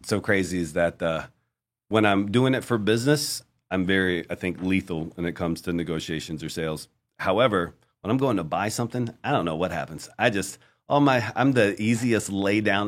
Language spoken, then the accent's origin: English; Virginia, United States; moved away as an adult; also born or lived in Florida; now in Colombia; I was a kid from Virginia